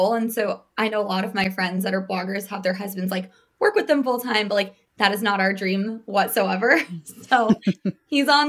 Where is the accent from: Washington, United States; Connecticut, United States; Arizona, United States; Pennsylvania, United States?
Arizona, United States; Phoenix; now in New York, United States; I'm from Phoenix.